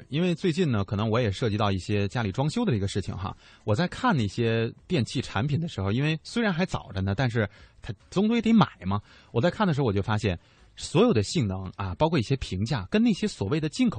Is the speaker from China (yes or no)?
yes; China; 因为什么？我们是中国人嘛。